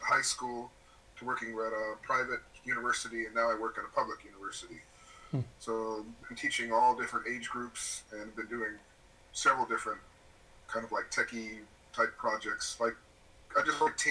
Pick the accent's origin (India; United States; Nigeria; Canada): United States; Arizona; moved away as an adult; also born or lived in Wisconsin; now in Japan; I'm an American. I was born in Wisconsin, but I grew up in Arizona and did undergrad all through undergrad in Arizona